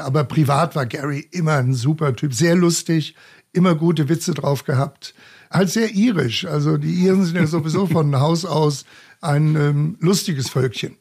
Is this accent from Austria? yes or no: no; Munich, Bavaria, Germany; ich bin gebürtiger Münchner, von daher gesehen bin ich auch äh, mit Löwenbräu oder mit Shaw oder mit dem Augustiner groß geworden